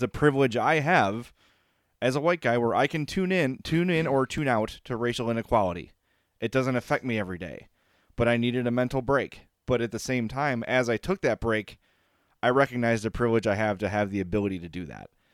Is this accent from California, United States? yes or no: yes; Oakland, California, United States; I grew up in Oakland.